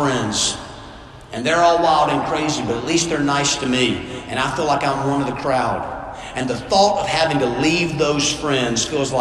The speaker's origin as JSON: {"language": "English", "region": "South Georgia", "country": "United States", "tie": "born or raised there", "said": "I grew up in South Georgia playing football"}